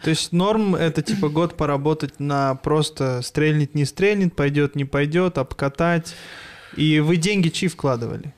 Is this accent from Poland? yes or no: no; Almaty, Kazakhstan; я родился в Алмате